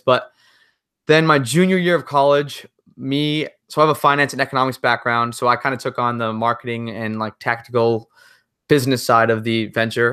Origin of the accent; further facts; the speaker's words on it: Massachusetts, United States; I'm from Massachusetts